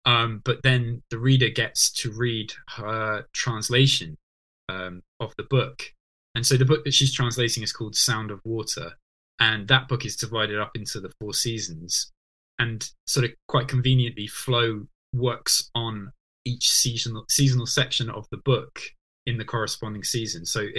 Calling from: Norwich, East of England, United Kingdom; So at the moment, I'm calling in from Norwich, which is where I live these days.

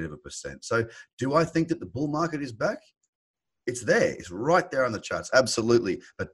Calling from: Sydney, New South Wales, Australia; Sydney, which is covered in this crazy, wild grey fog at the moment.

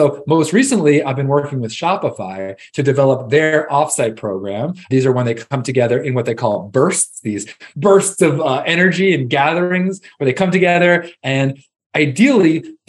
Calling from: Austin, Texas, United States; I'm calling in from Austin, Texas, where I live with my family, two kids, and wife.

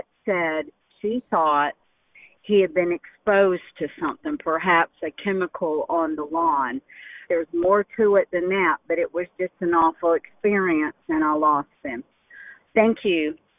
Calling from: St. Augustine, Florida, United States; Hi, I am … from St. Augustine, Florida.

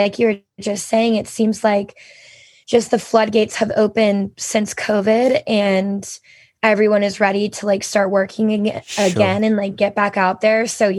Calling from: Atlanta, Georgia, United States; I am coming from Atlanta this morning. I was just in Nashville yesterday, but I was able to make it back home, thank God.

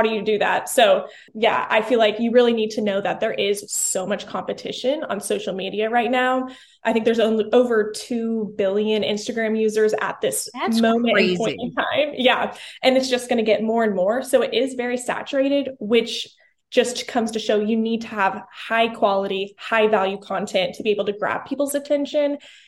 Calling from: Tulsa, Oklahoma, United States; I am here in Tulsa, Oklahoma, the biggest tourist spot, you know, in the USA.

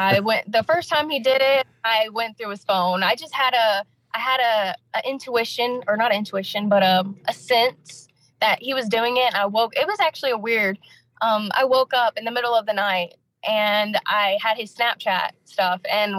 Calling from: Anderson, South Carolina, United States; I'm calling from Anderson, South Carolina.

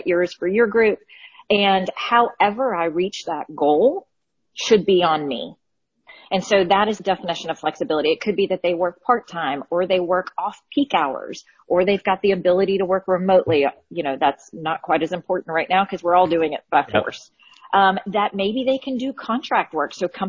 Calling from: Birmingham, Alabama, United States; Birmingham, Alabama. So we're just getting the storm in, but nothing bad.

